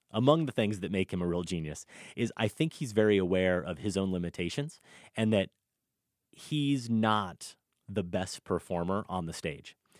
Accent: Iowa, United States; growing up in Iowa in the eighties and nineties

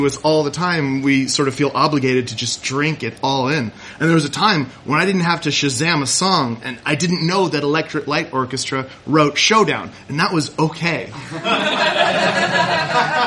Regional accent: Kodiak, Alaska, United States; when I grew up in Kodiak, Alaska

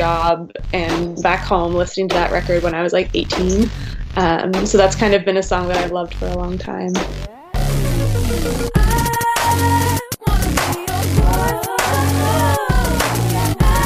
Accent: just outside of Baltimore, Maryland, United States; I grew up just outside of Baltimore

